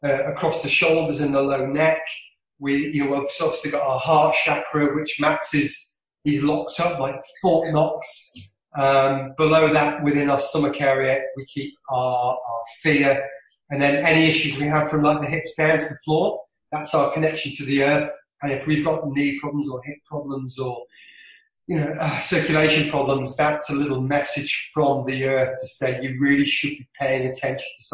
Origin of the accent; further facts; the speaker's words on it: Isle of Man; I'm from the Isle of Man